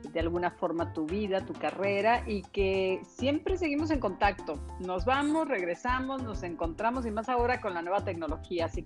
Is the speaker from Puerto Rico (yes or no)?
no; Mexico; also born or lived in Mexico City, Mexico / Culiacán, Mexico; Sí, eh, es cuando me preguntan a mí de dónde, de qué parte de México eres, pues yo digo, soy ciudadana de la nación.